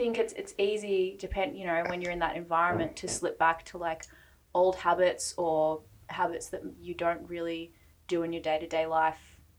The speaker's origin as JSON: {"language": "English", "town": "Melbourne", "region": "Victoria", "country": "Australia", "moved": "yes", "said": "I'm originally from Melbourne, for those that don't know, and I spent a lot of time back in Melbourne over Christmas and New Year's."}